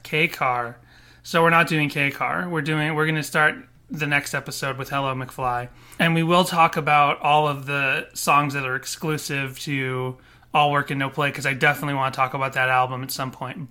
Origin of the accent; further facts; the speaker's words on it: Boston, Massachusetts, United States; moved away as an adult; also born or lived in Florida; when I grew up in Boston